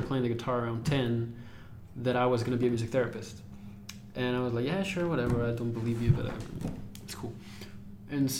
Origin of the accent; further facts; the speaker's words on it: Toluca, State of Mexico, Mexico; moved away; I was born in Mexico. Like, okay. My hometown is called Toluca. It's close to Mexico City, like 30, 40 minutes away